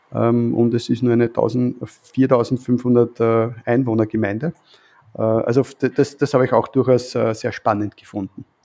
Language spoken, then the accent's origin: German; Vienna, Austria; als Wiener